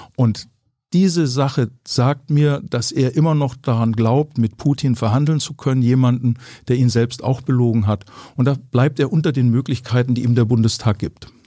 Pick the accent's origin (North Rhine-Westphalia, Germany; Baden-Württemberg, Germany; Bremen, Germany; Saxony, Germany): Baden-Württemberg, Germany; Ellwangen; aus meiner Heimat, wo ich aufgewachsen bin